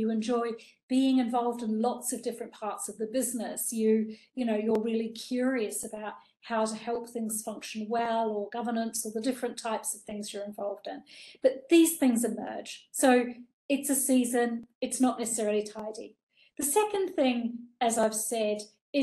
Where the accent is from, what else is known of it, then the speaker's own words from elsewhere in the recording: New Zealand; I grew up in New Zealand